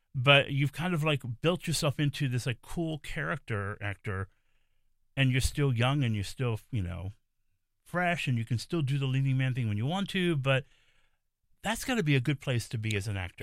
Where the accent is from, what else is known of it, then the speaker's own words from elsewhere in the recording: New York City, New York, United States; I'm a native New Yorker, I'm from the Bronx